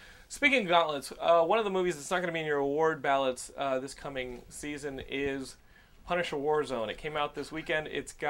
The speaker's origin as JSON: {"language": "English", "region": "Texas", "country": "United States", "said": "You gotta remember, I'm a Texan, so sometimes I just blur through."}